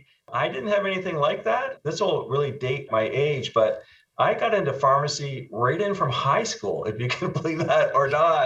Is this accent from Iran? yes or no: no; Canada; accent: Canadian; moved away as an adult; also born or lived in Nova Scotia, Canada; now in Arizona, United States; This was in Canada, you can probably tell from my accent.